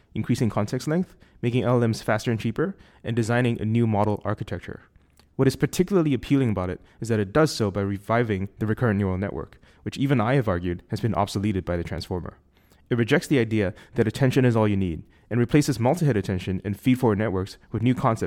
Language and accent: English; Singapore; accent: Singaporean; my Singaporean accent